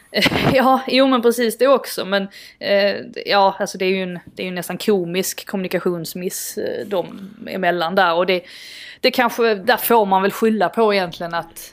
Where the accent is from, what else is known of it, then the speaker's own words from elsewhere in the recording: Sweden; som svensk